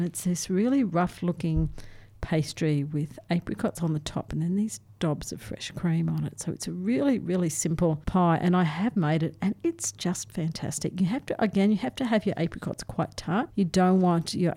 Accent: North Queensland, Australia; moved away; I grew up in North Queensland

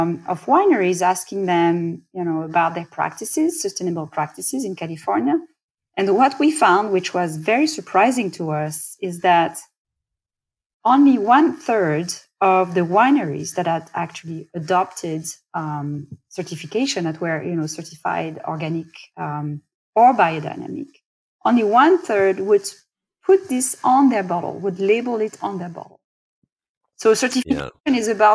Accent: France; accent: French; English is a second language; moved away; I am French. You know, I from my accent, I can't hide it, can't change it.

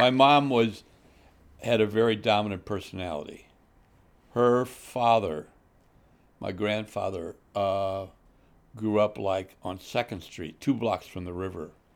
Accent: St. Louis, Missouri, United States; moved away as an adult; now in Chicago area, United States; grew up in South Saint Louis

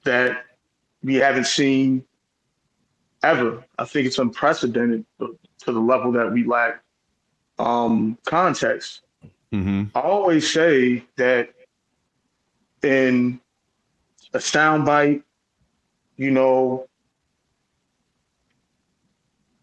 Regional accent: Newark, New Jersey, United States; also born or lived in Essex County, New Jersey; born in Newark, New Jersey, at Israel Hospital, grew up all over Essex County, lived pretty much every northern city in the state

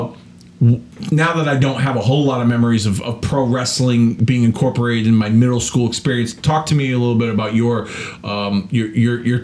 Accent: West Hartford, Connecticut, United States; I moved from East Hartford to West Hartford, Connecticut

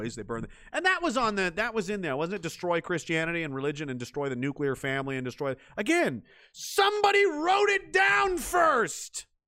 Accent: East Coast, United States; Where is home? Rural East Coast. I'm from East Coast originally, yeah.

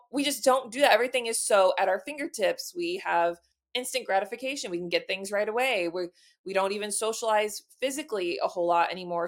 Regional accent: Texas, United States; now in Illinois, United States; I'm originally from Texas. I just live in Illinois now

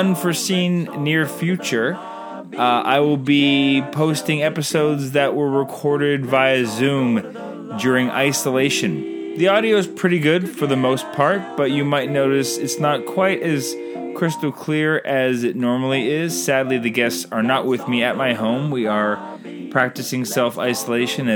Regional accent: Canada; I'm Canadian filmmaker

